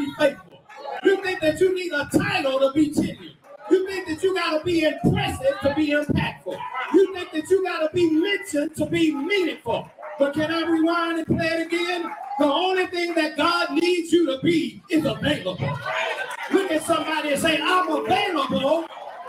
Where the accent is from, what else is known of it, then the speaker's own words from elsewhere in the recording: Garland, Texas, United States; I come from East Garland